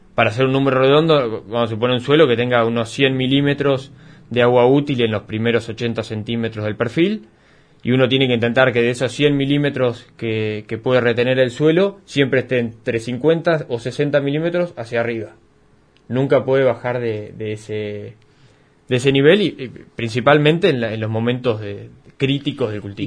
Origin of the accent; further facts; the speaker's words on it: Coronel Suárez, Buenos Aires Province, Argentina; yo soy de acá de Colón Suárez